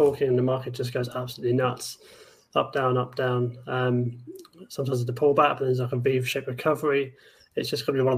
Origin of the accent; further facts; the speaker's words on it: United Kingdom; I'm a British investor, that kind of thing, trader.